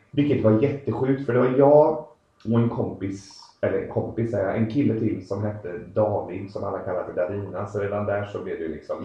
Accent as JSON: {"language": "Swedish", "town": "Uddevalla", "region": "Västra Götaland", "country": "Sweden", "also_born_or_lived": "Belgium / Netherlands / England", "moved": "yes", "lives_now": "Uddevalla, Sweden", "said": "jag är ursprungligen från Uddevalla, har bott utomlands jäkligt länge och kommit tillbaka hem nu"}